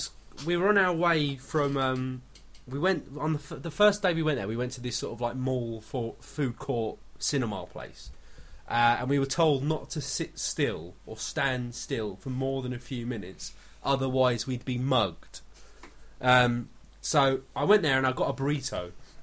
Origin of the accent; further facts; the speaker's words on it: United States; Diet Coke. We're American.